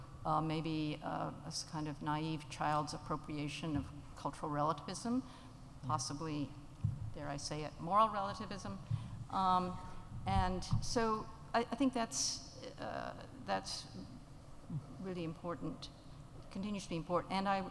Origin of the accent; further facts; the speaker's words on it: Uganda; So I grew up in Uganda, in pre-independence Uganda. My parents were anthropologists. I like to say I grew up in anthropology land.